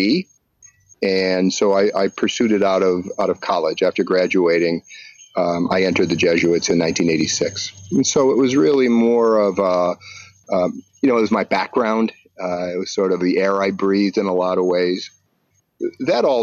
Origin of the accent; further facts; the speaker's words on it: Buffalo, New York, United States; I grew up in Buffalo, New York